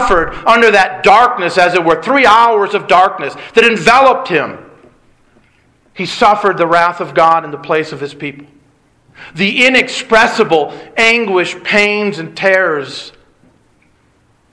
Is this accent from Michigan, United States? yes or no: yes; Detroit, Michigan, United States; I grew up in Detroit